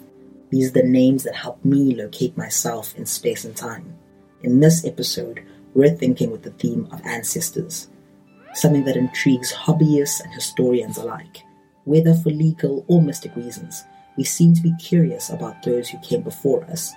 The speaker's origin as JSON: {"language": "English", "country": "South Africa", "said": "as a South African"}